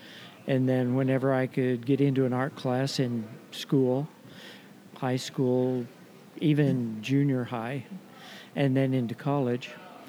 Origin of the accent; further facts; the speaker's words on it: Idaho, United States; I grew up in Idaho, went to school at Boise State University